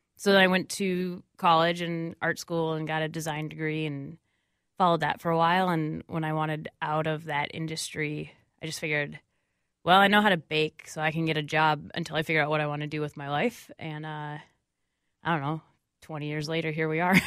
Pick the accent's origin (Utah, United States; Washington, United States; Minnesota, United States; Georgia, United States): Minnesota, United States; Minneapolis; I grew up right in Bryn Mawr outside, so I would, like, rollerbladed downtown with my friends. So I love downtown Minneapolis